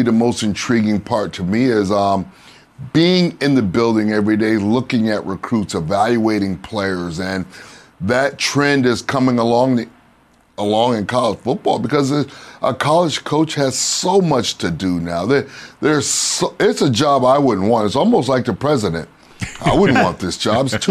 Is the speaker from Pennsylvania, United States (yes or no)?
no; Miami, Florida, United States; it's my hometown. I went to high school here, played college football here